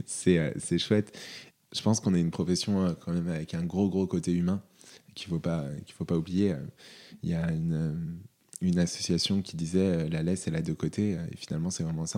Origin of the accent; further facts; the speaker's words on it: North Isère, Auvergne-Rhône-Alpes, France; also born or lived in Lyon; j'ai grandi dans le Nord-Isère, à une demi-heure de Lyon